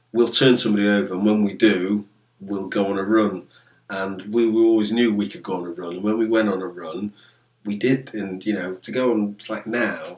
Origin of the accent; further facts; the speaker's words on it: Telford, West Midlands, United Kingdom; also born or lived in Jamaica; I'm from Telford, Newport, and Shropshire. So Wolves is like our local big club.